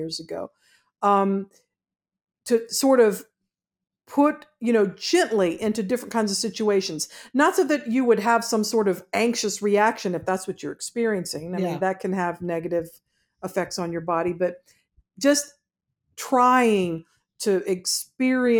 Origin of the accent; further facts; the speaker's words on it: Georgia, United States; I'm from Georgia